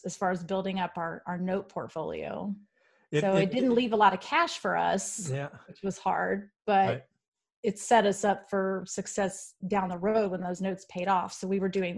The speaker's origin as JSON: {"language": "English", "town": "Houston", "region": "Texas", "country": "United States", "moved": "yes", "said": "I'm from Houston originally"}